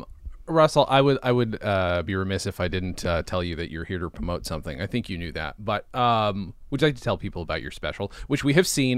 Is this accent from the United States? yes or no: no; Swindon, South West England, United Kingdom; born there; I was. I was born in Swindon.